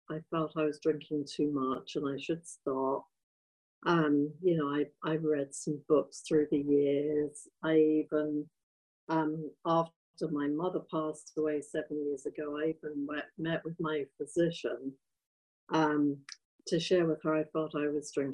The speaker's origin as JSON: {"language": "English", "region": "England", "country": "United Kingdom", "tie": "born or raised there", "moved": "as an adult", "said": "I was raised in England, but, you know, I moved here 30 years ago from England"}